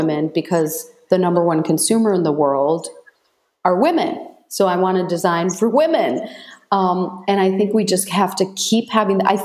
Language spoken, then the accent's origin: English; Michigan, United States; I grew up in Michigan